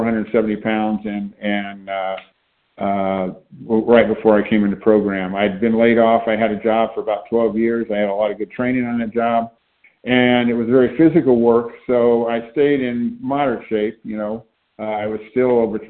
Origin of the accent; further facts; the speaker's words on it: Shreveport, Louisiana, United States; moved away as an adult; also born or lived in Santa Barbara, California / Oakland, California; I grew up in Louisiana, in Shreveport, Louisiana, which is northern Louisiana.